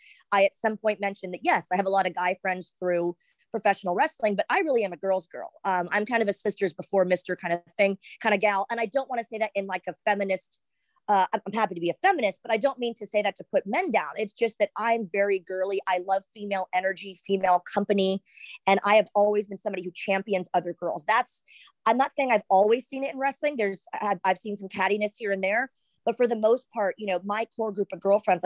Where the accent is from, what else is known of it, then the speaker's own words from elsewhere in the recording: Texas, United States; also born or lived in Southern California; now in Orlando, United States; yes, I grew up in Texas, lived in Southern California, hence I started the wrestling. But like Orlando, Florida is where I've lived the most. That's home for me.